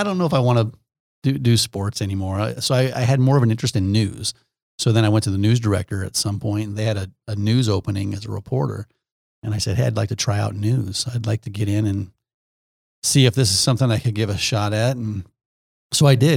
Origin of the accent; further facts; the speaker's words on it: Omaha, Nebraska, United States; I grew up in Omaha.